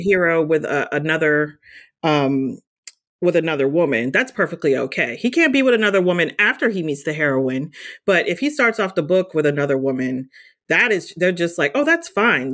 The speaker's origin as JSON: {"language": "English", "region": "New Jersey", "country": "United States", "tie": "born or raised there", "said": "growing up in New Jersey"}